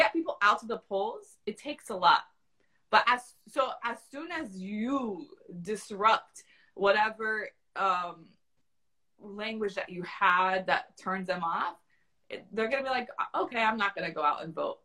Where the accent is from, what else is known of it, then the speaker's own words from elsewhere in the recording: Florida, United States; also born or lived in Brooklyn, New York; I'm from Florida.